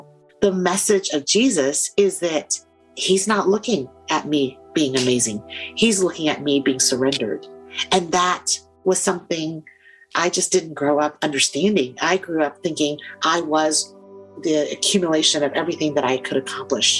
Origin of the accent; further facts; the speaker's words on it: United States; as an immigrant growing up in the United States